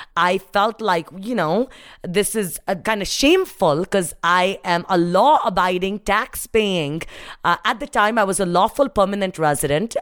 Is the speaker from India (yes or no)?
yes; India; moved away as an adult; now in United States; my life growing up in India, uh, standing underneath a street light, not having electricity